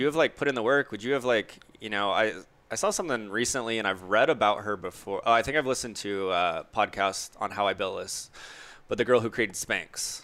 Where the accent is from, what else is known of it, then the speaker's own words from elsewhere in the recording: Orlando, Florida, United States; growing up in Orlando